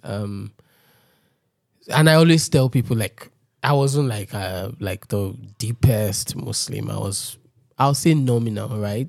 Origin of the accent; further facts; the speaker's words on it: Lagos, Nigeria; I grew up in Ojudu